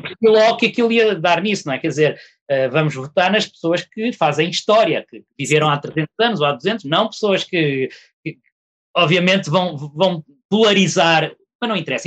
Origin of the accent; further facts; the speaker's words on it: Portugal; sendo português